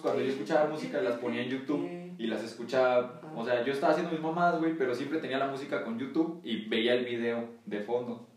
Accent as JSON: {"language": "Spanish", "country": "Mexico", "said": "aquí en México"}